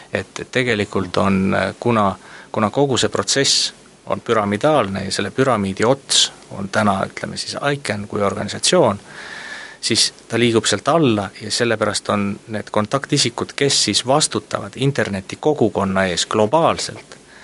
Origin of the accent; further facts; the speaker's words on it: Estonia; ma olen Eestist